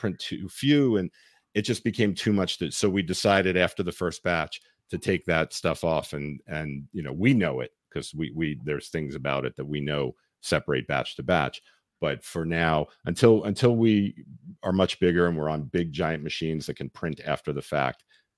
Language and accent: English; New York City, New York, United States; I grew up in New York.